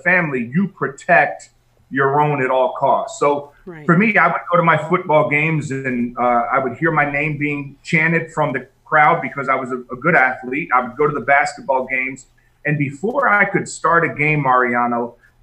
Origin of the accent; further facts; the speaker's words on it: Northeast, United States; I grew up in the Northeast, New York, New Jersey, Pennsylvania